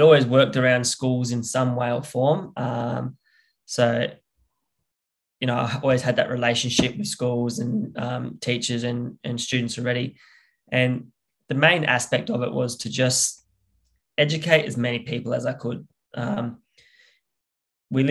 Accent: South Australia, Australia; down here in South Australia, where my language groups are

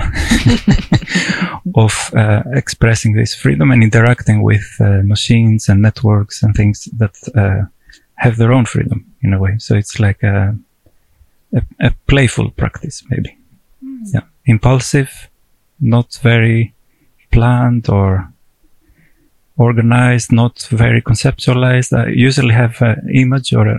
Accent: Greece; moved away as an adult; now in Tromsø, Norway; I'm from Greece

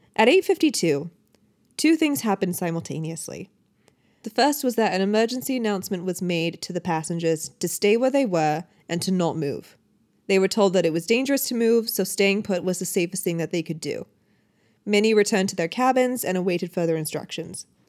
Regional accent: Michigan, United States; I grew up in Michigan

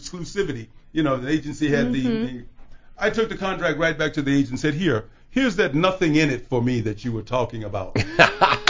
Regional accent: Chicago, Illinois, United States; growing up in Chicago

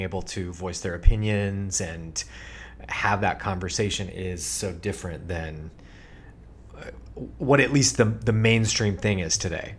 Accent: Sacramento, California, United States; the kind of sports talk radio that we grew up listening to in Sacramento

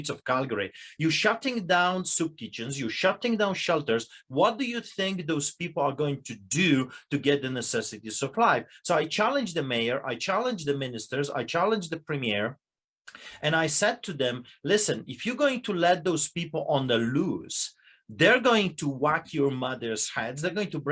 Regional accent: Poland; now in Canada; I'm a Polish immigrant. I grew up under propaganda

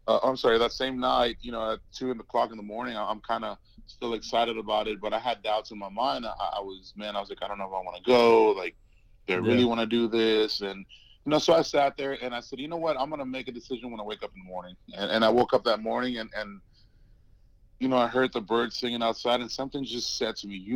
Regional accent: Brownsville, Texas, United States; So I grew up in South Texas, a little small town called Brownsville.

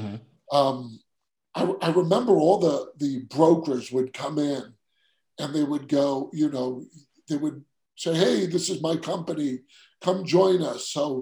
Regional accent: Queens, New York, United States; accent: New York; Yeah, so I grew up in Queens, New York. I know some people are, you know, they say I have an accent. I don't know.

